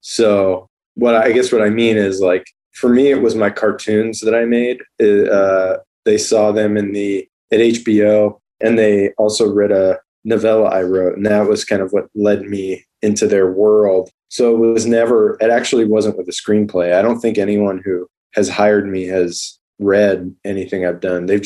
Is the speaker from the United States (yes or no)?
yes; Southwest, United States; now in Los Angeles, United States; we're both from the Southwest, so we we we uh, and weirdly, there's not a ton of people from like New Mexico and Arizona in LA.